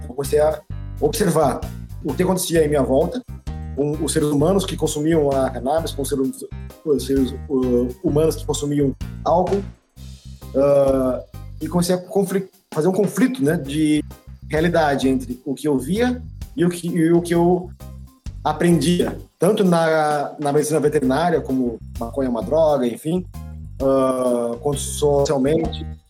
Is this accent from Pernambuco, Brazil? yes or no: yes; Pernambuco, Brazil; moved away as an adult; now in Curitibanos, Brazil; eu sou pernambucano